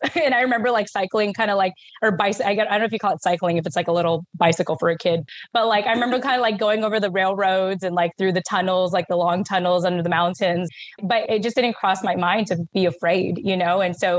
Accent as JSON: {"language": "English", "town": "Yokosuka", "region": "Kanagawa", "country": "Japan", "tie": "born there", "said": "Because I was born in Yokosuka, Japan."}